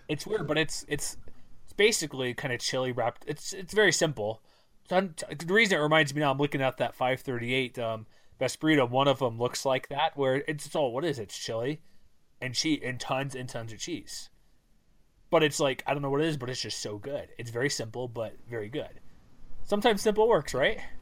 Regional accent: Texas, United States; now in Utah, United States; I'm from Texas.

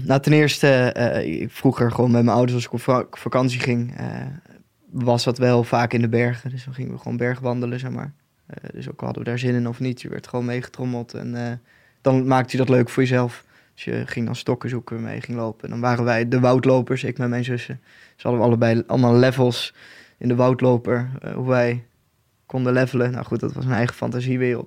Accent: Boxmeer, North Brabant, Netherlands; moved away as an adult; now in Nijmegen, Netherlands; ik kom uit Boksmeer, een dorpje in Noord-Brabant. Eh, inmiddels woon ik in Nijmegen.

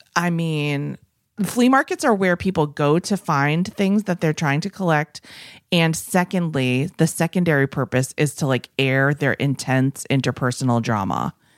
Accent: New England, United States; moved away; I come from New England, the land of, you might not know this, but my parents were, like, flea market people

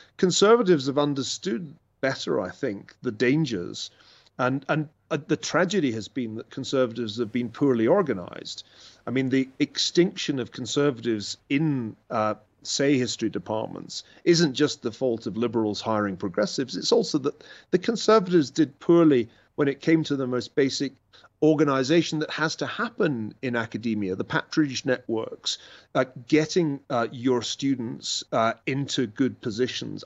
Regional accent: Glasgow, Scotland, United Kingdom; moved away as an adult; also born or lived in Oxford / Cambridge; now in United States; I grew up in, in Scotland

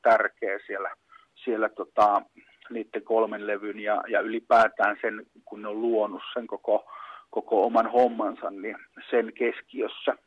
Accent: Pieksämäki, South Savo, Finland

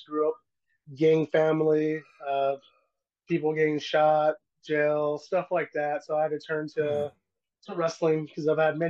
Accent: California, United States; All right. Well, I grew up mainly in California. We moved all around, place to place, never really had a stable homesteading.

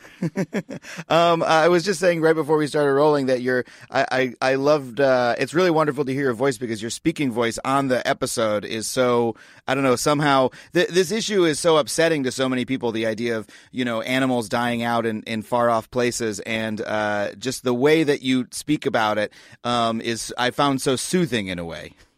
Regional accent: United States; the environmental culture that I grew up in in the United States

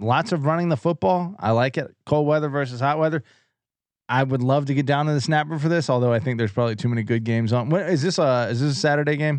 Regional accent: East Coast, United States; I'm from the East Coast

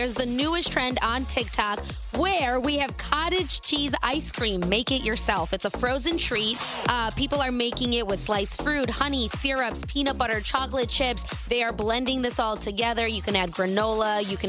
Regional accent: Midwest, United States; we are all from the Midwest

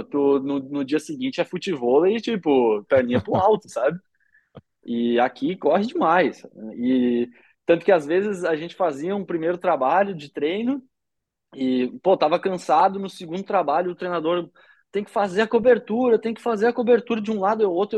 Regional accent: Brazil; now in Belgium; como brasileiro

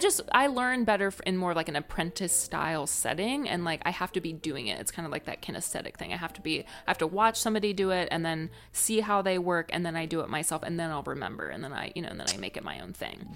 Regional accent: Northwest Ohio, United States; also born or lived in San Francisco; now in Savannah, United States; where I'm from is a small town in Northwest Ohio

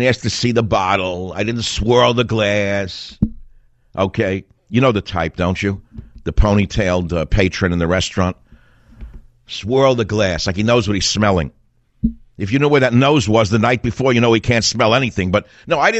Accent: New York City, New York, United States; I'm from Queens, but I grew up on the other side of Union Turnpike from the president

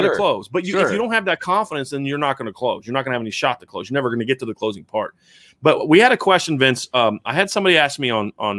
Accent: Mentor, Ohio, United States; I mean, I grew up in Mentor Ohio.

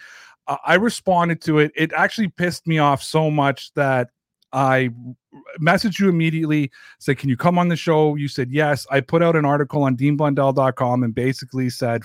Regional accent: Canada; now in Toronto, Canada; I'm Canadian

